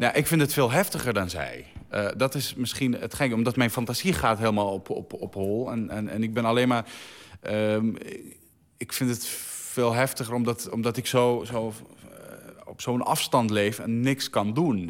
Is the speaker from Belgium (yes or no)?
no; Syria; now in Netherlands; ik een Arabier ben of omdat ik uit Syrië kom